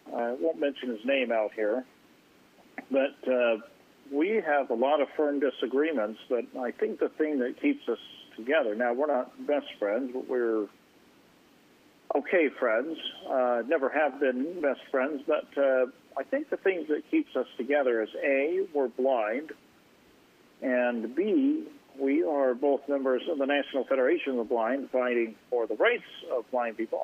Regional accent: Ontario, Oregon, United States; I grew up in Ontario, Oregon, it's pretty conservative

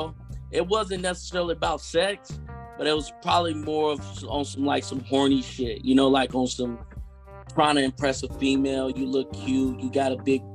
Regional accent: Spencer, Oklahoma, United States; I'm from Oklahoma, a small town named Spencer

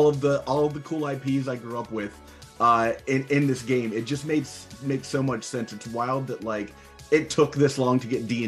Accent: Philadelphia, Pennsylvania, United States; moved away as an adult; also born or lived in New Brunswick / Brooklyn; I grew up here

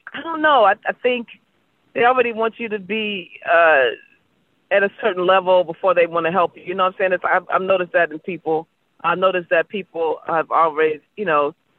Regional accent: Baltimore, Maryland, United States; I'm from Baltimore.

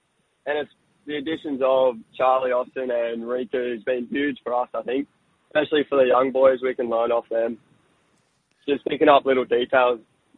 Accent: Brisbane, Queensland, Australia; also born or lived in Sunshine Coast / Perth / Melbourne; coming back to my hometown club

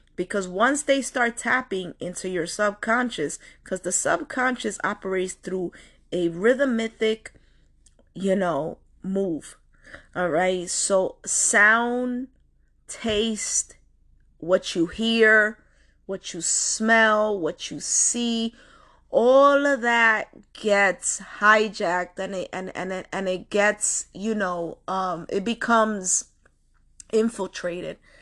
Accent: New York City, New York, United States; I come from Washington Heights

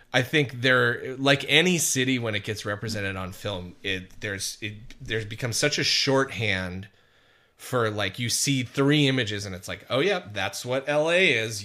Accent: Wisconsin, United States; now in Los Angeles, United States; a fucking white kid growing up in Wisconsin

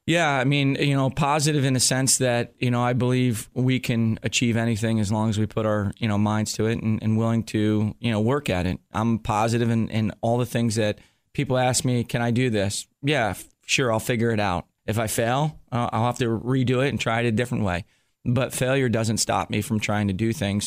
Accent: New Jersey, United States; I grew up in New Jersey

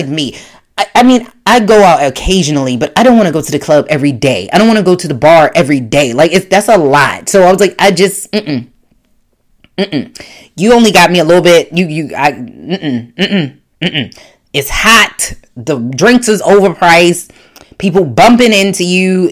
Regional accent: Baltimore, Maryland, United States; I'm from Baltimore, Maryland

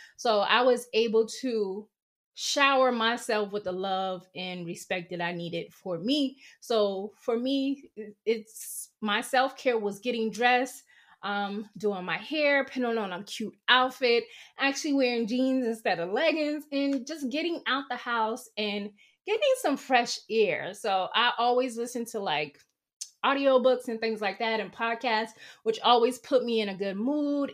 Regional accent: the South, United States; moved away; growing up in the South

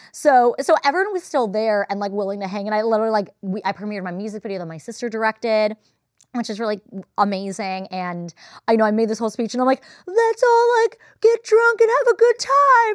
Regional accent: Los Angeles, California, United States; I'm from The Valley.

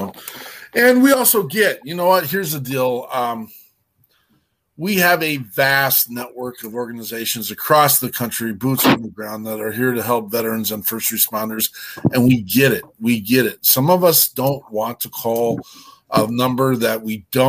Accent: Wyoming, United States; I'm from Wyoming State.

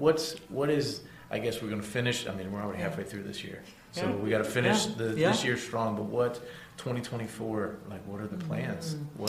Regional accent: Crescent City, Florida, United States; I'm from Crescent City.

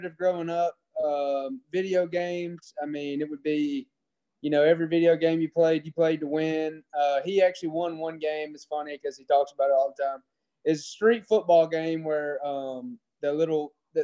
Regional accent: Ingomar, Mississippi, United States; I'm from Ingomar, Mississippi, which is about 15 minutes from New Albany, Mississippi.

